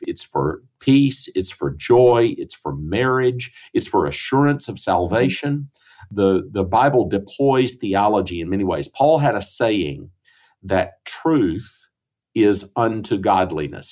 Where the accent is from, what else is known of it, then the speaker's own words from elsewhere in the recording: Greenville, South Carolina, United States; moved away as an adult; also born or lived in St. Louis, Missouri / Edinburgh, Scotland; now in Jackson, United States; I grew up in Greenville